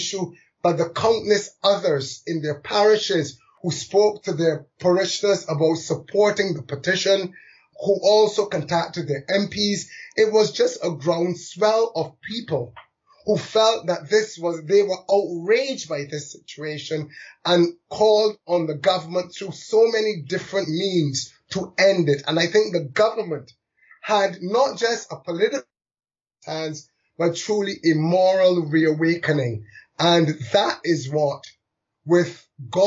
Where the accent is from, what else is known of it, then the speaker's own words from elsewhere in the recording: London, United Kingdom; I was born in London to migrant parents, one from Barbados, one from India.